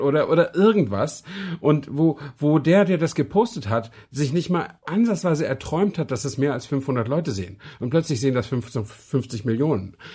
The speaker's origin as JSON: {"language": "German", "region": "Brandenburg", "country": "Germany", "said": "kleiner Mensch aus Brandenburg"}